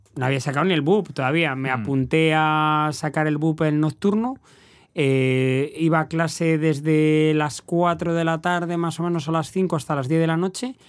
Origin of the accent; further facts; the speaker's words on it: Valladolid, Castile and León, Spain; moved away as an adult; now in El Hierro, Spain; yo soy del barrio de las Delicias